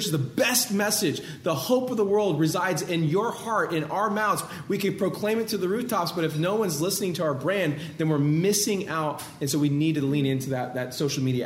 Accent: Bakersfield, California, United States; I'm a California kid, born and raised. I grew up in Bakersfield, California

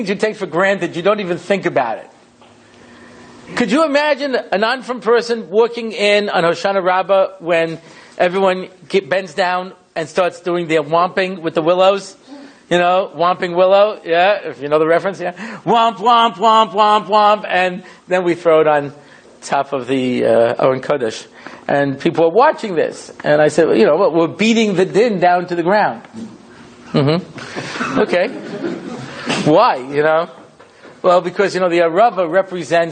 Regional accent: Long Island, New York, United States; moved away as an adult; now in Jerusalem, Israel; I grew up in Long Island.

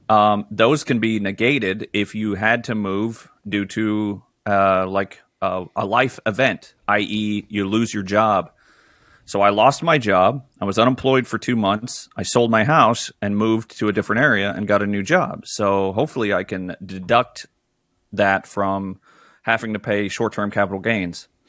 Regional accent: Pennsylvania, United States; also born or lived in Fremont, California; I'm from Pennsylvania, and I'll be going back soon.

